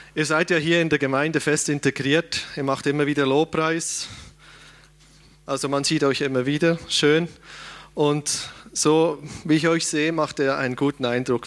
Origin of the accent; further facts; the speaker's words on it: Switzerland; als Schweizer